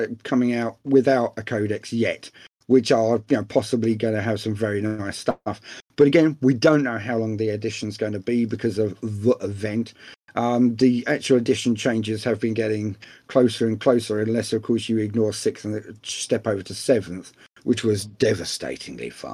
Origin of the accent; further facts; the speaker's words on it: England, United Kingdom; being English